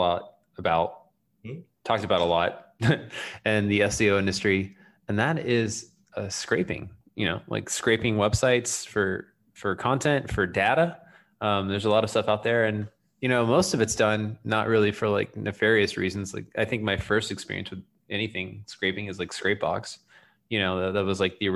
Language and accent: English; Florida, United States; being from Florida and like the South